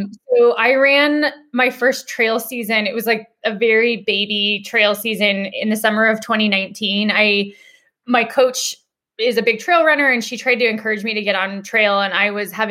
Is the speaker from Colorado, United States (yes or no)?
yes; Denver, Colorado, United States; I'm a born and raised native Coloradoan. I'm from Denver.